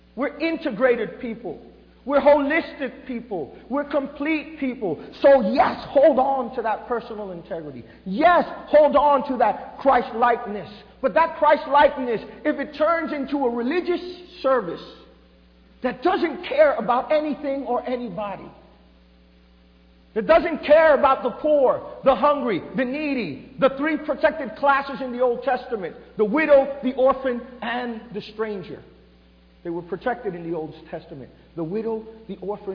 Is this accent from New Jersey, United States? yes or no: yes; New Jersey, United States; I was born in New Jersey raised of Puerto Rican parents